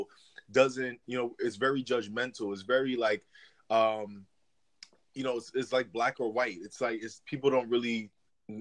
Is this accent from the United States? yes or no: yes; New York City, New York, United States; also born or lived in East Stroudsburg, Pennsylvania; now in Florida, United States; originally I'm from New York. I was born in I was born in Manhattan, but lived in the Bronx, New York, and then lived in Pennsylvania for a while in the Poconos area